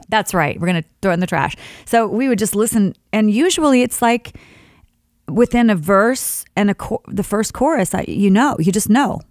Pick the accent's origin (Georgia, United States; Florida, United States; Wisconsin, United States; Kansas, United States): Kansas, United States; Sharon; moved away; my hometown of Sharon, Kansas, there's a church that's a Christian church that I actually, you know, grew up singing in with my dad